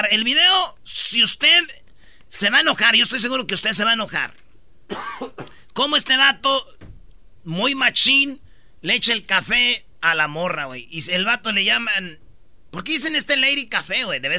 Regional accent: Mexico; Yo sé como mexicano.

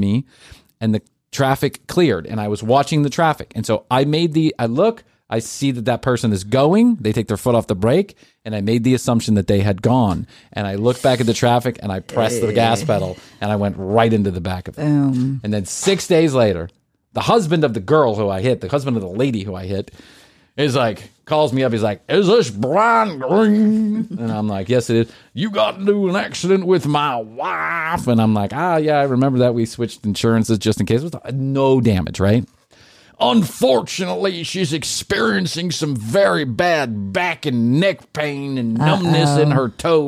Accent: Atlanta, Georgia, United States; I grew up in Atlanta

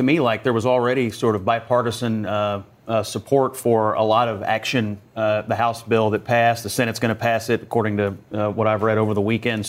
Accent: Kentucky, United States; You know, I'm from Kentucky.

